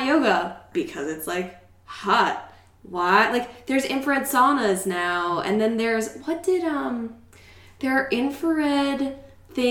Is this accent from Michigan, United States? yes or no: no; Eastern Shore of Maryland, United States; I'm from the Eastern Shore of Maryland